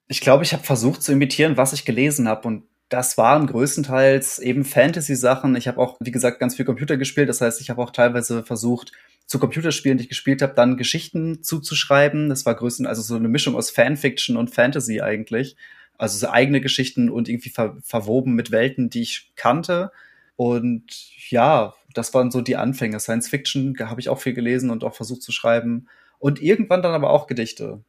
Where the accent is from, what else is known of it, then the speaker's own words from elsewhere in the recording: Warstein, North Rhine-Westphalia, Germany; ich bin in Warstein aufgewachsen